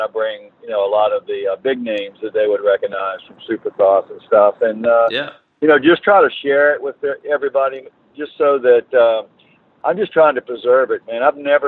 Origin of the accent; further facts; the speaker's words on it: United States; now in Virginia Beach, United States; I'm from Carolina, and live in Virginia Beach now